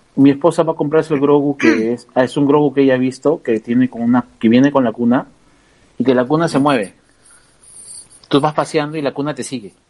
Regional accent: Lima, Peru; also born or lived in San Borja, Lima; hemos crecido en el mismo barrio, somos de Lince

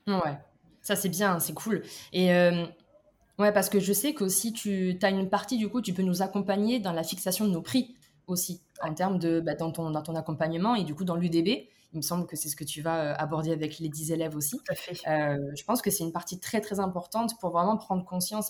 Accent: Toulouse, Occitania, France; moved away; moi, maintenant, je suis un peu partout dans le monde, mais à la base, je viens de Toulouse

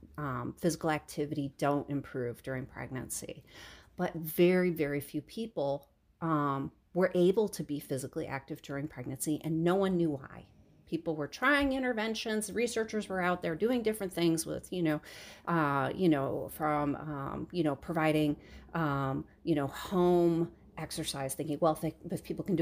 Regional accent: Michigan, United States; I grew up in Michigan, downhill skiing on, basically frozen sand dunes

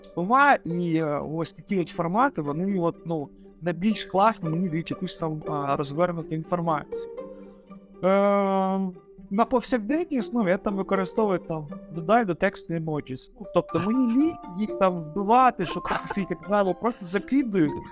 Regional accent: Donetsk Oblast, Ukraine; сам я з Донецької області, у мене там дуже багато родичів у Донецькій області

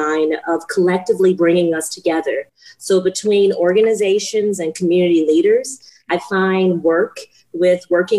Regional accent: Texas, United States; moved away as an adult; also born or lived in Huntsville, Texas / Florida / Lafayette, Louisiana (ancestry); now in Phoenix, United States; I was born in Texas. My family and ancestors are originally from Lafayette, Louisiana. And so I received a BFA in Huntsville, Texas

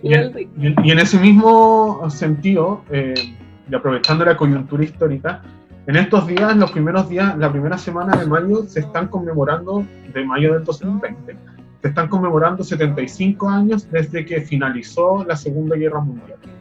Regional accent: Chile; les chilenes, en general, hoy en día somos producto del colonialismo

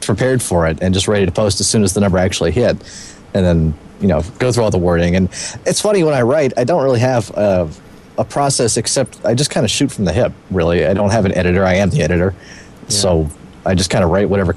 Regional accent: Waco, Texas, United States; Waco, Texas

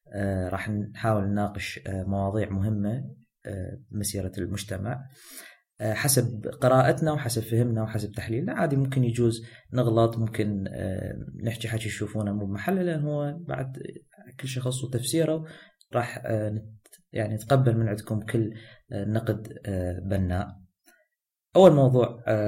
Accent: Iraq

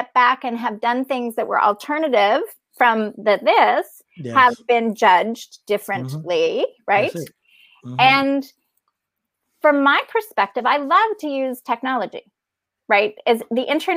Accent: Canada; I'm Canadian.

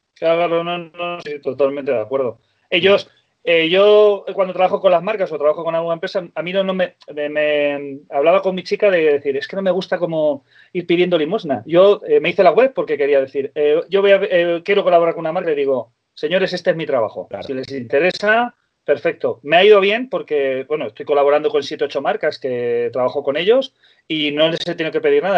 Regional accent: Ciudad Real, Castilla-La Mancha, Spain; moved away as an adult; also born or lived in Eriste, near Benasque, Aragon; now in Benasque area, Spain; nací en Ciudad Real, en La Mancha

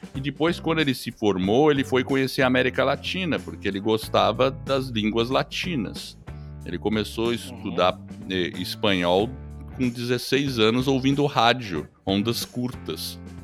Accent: São Paulo, Brazil; also born or lived in New Haven, Connecticut, United States; now in Curitiba, Brazil; Eu sou paulista de criação, cresci lá no, no Brooklyn, em São Paulo

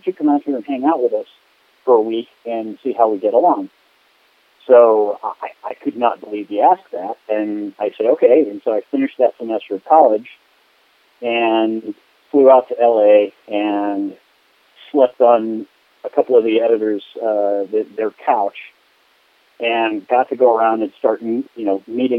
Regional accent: Midwest, United States; I grew up in the Midwest

